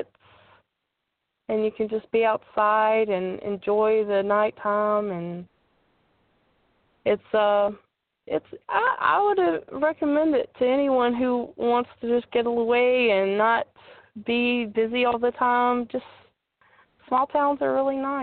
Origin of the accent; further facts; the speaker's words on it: Opelika, Alabama, United States; also born or lived in Shreveport, Louisiana; Right now I'm staying in my hometown in Opelika, Alabama